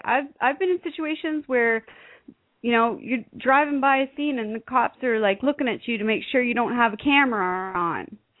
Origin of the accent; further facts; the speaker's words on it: Canada; I'm Canadian